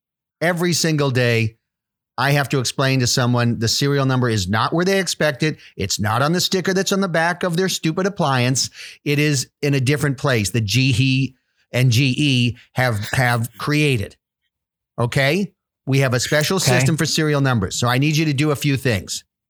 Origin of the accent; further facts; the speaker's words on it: Mumbai, Maharashtra, India; born there; Yeah, I was born in Mumbai.